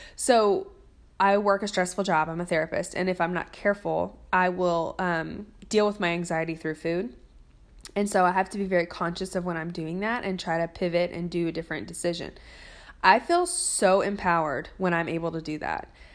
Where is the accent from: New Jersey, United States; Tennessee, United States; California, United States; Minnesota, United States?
Tennessee, United States; Nashville; I'm from Nashville, Tennessee, where there is a good restaurant on every corner.